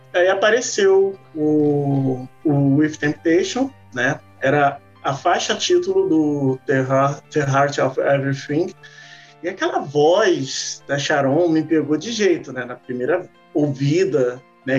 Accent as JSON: {"language": "Portuguese", "region": "Rio de Janeiro", "country": "Brazil", "said": "sou do Rio de Janeiro"}